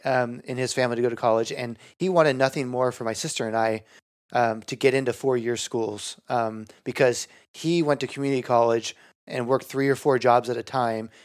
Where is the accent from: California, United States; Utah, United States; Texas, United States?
California, United States; Bay Area; I'm from the Bay Area